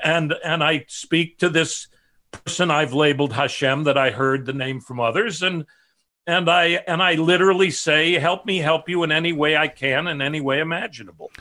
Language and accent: English; Chicago, Illinois, United States; my family, south side of Chicago